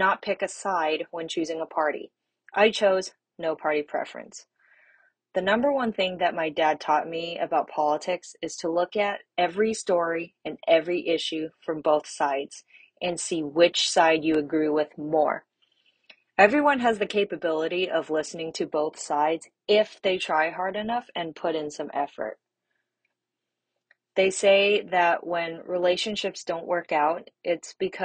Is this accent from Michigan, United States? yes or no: no; Bay Area, California, United States; also born or lived in China; I am from the Bay Area, which is located in California